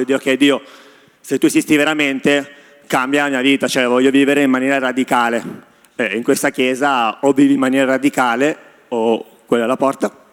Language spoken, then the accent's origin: Italian; Sicily, Italy; now in Milan, Italy; sono arrivato qui a Milano, che sono siciliano